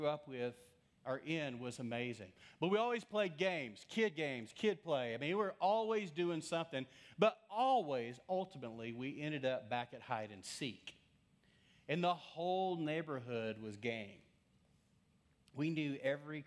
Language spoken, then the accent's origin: English; Lubbock, Texas, United States; growing up in West Texas, I grew up in Lubbock in the early days.